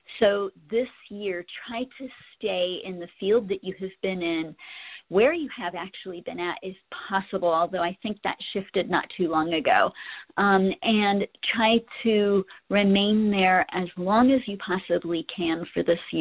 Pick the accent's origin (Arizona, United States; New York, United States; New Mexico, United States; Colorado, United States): Colorado, United States; my home state